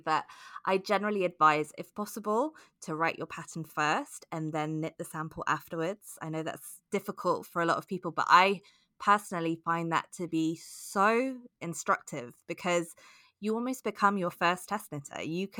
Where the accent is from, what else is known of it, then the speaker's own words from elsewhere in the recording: United Kingdom; I grew up on Rowan knitting patterns in the UK.